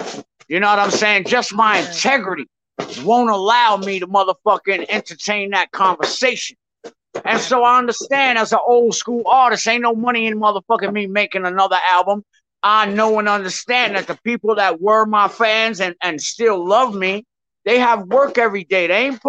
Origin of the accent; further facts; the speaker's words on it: New York, United States; I'm from New York, Shark. We don't play that.